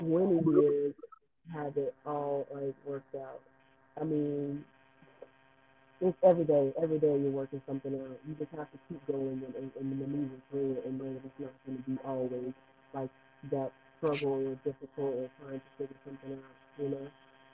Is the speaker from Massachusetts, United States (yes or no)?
no; California, United States; I mean, I'm Californian